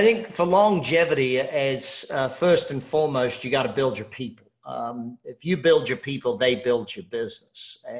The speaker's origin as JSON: {"language": "English", "country": "Australia", "said": "I'm Australian"}